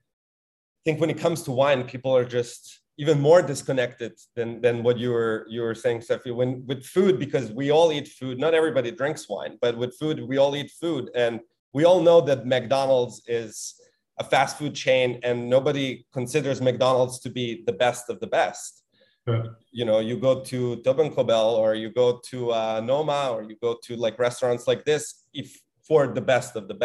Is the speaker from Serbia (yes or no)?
yes; Serbia; moved away; I grew up in Serbia